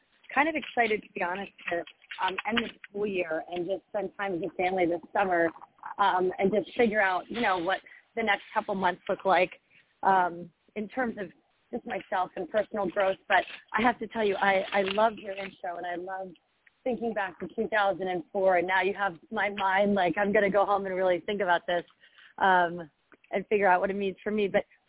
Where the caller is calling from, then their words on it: Philadelphia, Pennsylvania, United States; Hi, Claire. … from Philadelphia.